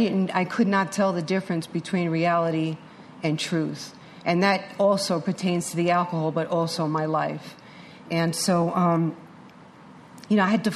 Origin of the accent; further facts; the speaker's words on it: New York City, New York, United States; born there; I was born in New York City Hospital in 1960, and we moved around a lot.